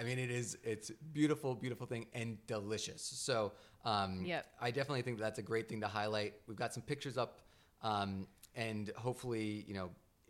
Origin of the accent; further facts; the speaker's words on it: New England, United States; growing up in New England